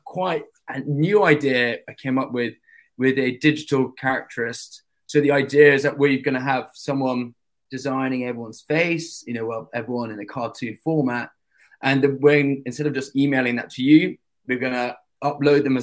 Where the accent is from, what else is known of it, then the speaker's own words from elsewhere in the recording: London, United Kingdom; London, England